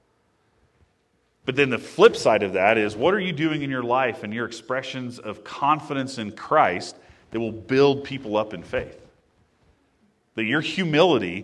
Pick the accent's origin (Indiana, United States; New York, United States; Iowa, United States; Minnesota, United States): Indiana, United States; growing up in Indiana, there were water wheel